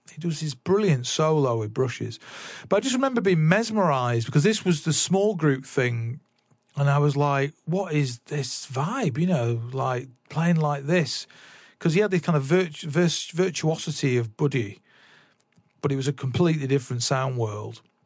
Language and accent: English; Salford, North West England, United Kingdom; born or raised there; also born or lived in Manchester / London